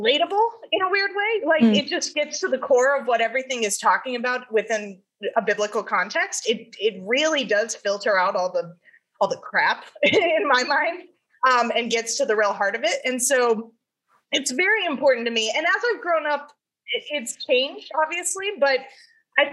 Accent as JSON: {"language": "English", "town": "Dallas", "region": "Texas", "country": "United States", "tie": "born or raised there", "also_born_or_lived": "California", "said": "growing up in Texas"}